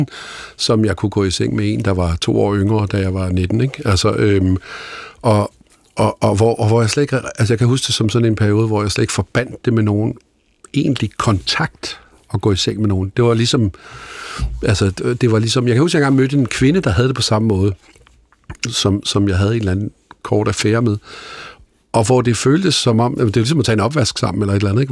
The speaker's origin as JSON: {"language": "Danish", "town": "Holbæk", "region": "Zealand", "country": "Denmark", "tie": "born or raised there", "said": "der, hvor jeg voksede op i Holbæk"}